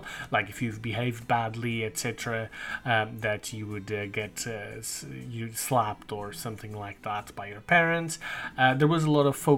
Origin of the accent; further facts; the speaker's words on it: Azores, Portugal; I was born in the Azores